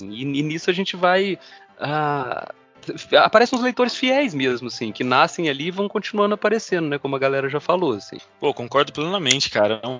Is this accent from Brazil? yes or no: yes; Brazil; Ainda mais pra gente, já que nós somos brasileiros, né? A galera falando do mesmo lugar que a gente, assim.